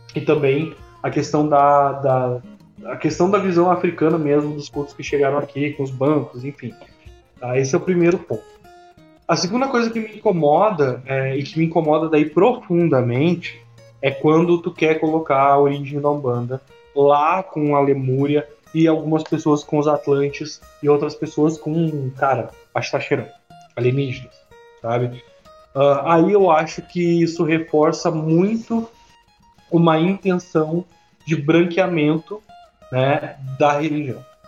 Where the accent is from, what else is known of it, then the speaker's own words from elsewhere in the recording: Rio Grande do Sul, Brazil; que sou gaúcho